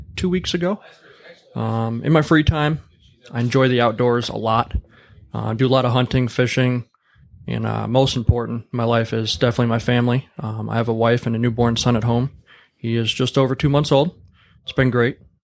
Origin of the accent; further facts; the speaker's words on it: Warren, Michigan, United States; now in Lapeer, United States; I grew up in Warren, Michigan